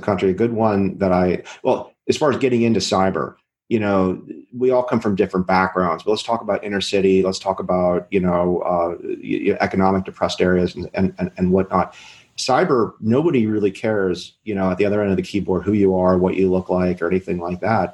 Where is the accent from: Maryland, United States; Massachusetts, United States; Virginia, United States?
Maryland, United States; I'm from Maryland.